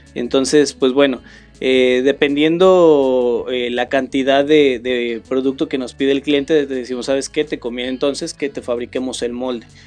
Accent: Tepic, Nayarit, Mexico; also born or lived in Mexico City / Morelos; now in Querétaro, Mexico; no soy de aquí, nací en la Ciudad de México, crecí en, la ciudad de Nayarit, en Tepic, Nayarit

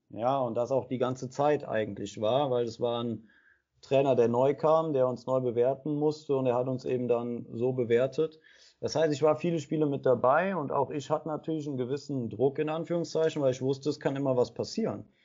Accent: Aachen, North Rhine-Westphalia, Germany; für mich war aber klar, ich bin Aachener, ich gehörte dazu, ich bin mit abgestiegen

